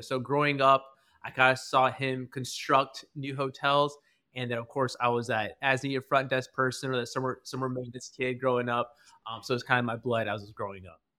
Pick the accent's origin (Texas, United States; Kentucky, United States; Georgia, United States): Georgia, United States; Albany; moved away as an adult; also born or lived in Atlanta, Georgia; I was originally from South Georgia, in a small town called Albany, Georgia